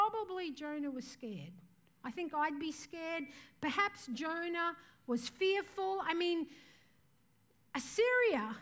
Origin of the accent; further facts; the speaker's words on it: Mareeba, Queensland, Australia; moved away; also born or lived in Mumbai, India; I'm from Mareeba in far north Queensland.